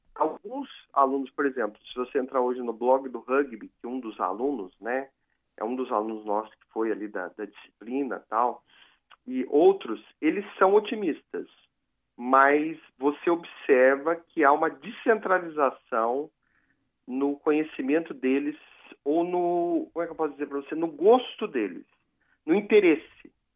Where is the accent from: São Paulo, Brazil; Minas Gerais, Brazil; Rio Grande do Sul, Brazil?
São Paulo, Brazil; Piraju; eu sou de Piraju, no interior